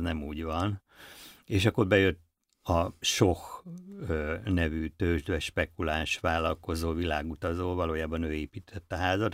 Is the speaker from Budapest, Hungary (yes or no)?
yes; Budapest, Hungary; Budapesti vagyok